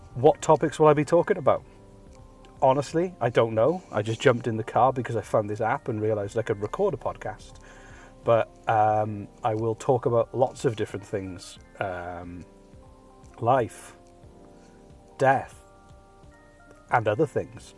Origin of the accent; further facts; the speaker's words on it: Wales, United Kingdom; moved away as an adult; now in Nova Scotia, Canada; Originally, I'm from Wales. I lived the first 33 years of my life in Wales, and as of about two months ago, I moved to Nova Scotia in Canada